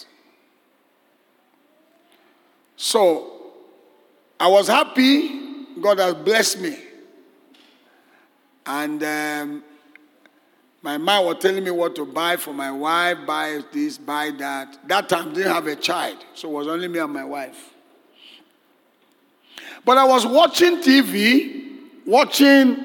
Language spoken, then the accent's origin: English; Nigeria; I'm from Nigeria